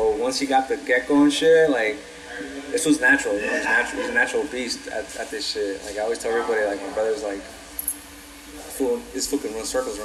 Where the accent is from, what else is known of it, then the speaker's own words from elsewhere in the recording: Los Angeles, California, United States; I'm from Watts